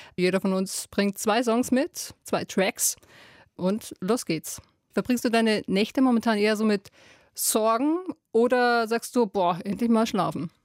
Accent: Bavaria, Germany; aus meiner bayerischen Heimat

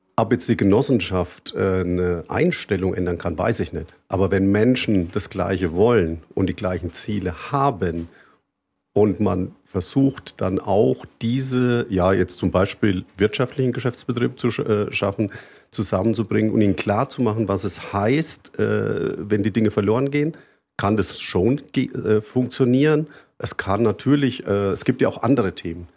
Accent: Wombach, Bavaria, Germany; Wir sind hier in dem Dorf äh, geboren, also ich zumindest. Äh, wir sind hier äh, aufgewachsen

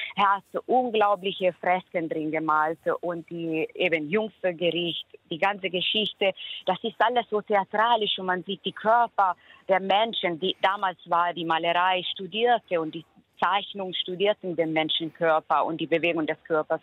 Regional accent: Perugia, Umbria, Italy; now in Germany; Ich kenne die Stadt sehr gut seit meiner Kindheit. Ich stamme ja aus Umbrien, aus Perugia

